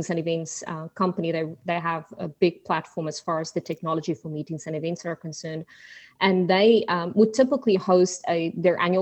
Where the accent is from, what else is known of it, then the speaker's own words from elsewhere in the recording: South Africa; also born or lived in Australia / New Zealand; now in Houston, United States; Well, I'm originally from South Africa. I took a little detour through Australia and New Zealand and finally settled in Houston, Texas.